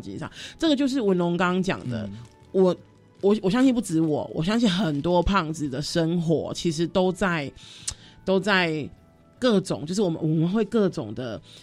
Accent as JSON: {"language": "Chinese", "region": "Kaohsiung", "country": "Taiwan", "moved": "yes", "said": "因为我是高雄人嘛，我总是要回家过年啊，或者过节什么的"}